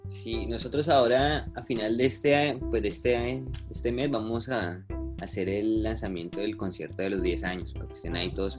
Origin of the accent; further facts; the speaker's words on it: Colombia; nosotros como colombianos, como sociedad